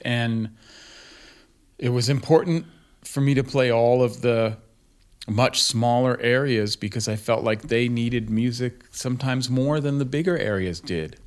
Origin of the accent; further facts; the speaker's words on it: Berkeley, California, United States; also born or lived in Rhode Island / New York / New Jersey; now in Greensboro, United States; I grew up in Berkeley